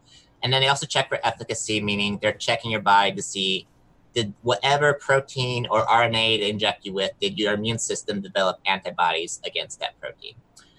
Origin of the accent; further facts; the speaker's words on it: southern Mexico, Mexico; moved away as an adult; also born or lived in Southwest Michigan, United States; now in United States; I'm originally from Southwest Michigan. I grew up in Southern Mexico. I moved myself back to the US for college